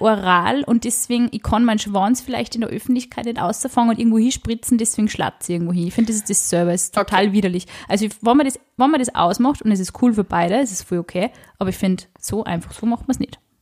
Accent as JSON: {"language": "German", "region": "Upper Austria", "country": "Austria", "said": "Also ich bin aus Oberösterreich"}